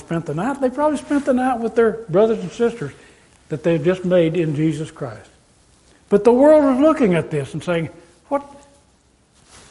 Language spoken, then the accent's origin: English; Amarillo, Texas, United States; moved away as an adult; also born or lived in California; I grew up in Amarillo, Texas, being taken care of during the wartime by my grandmother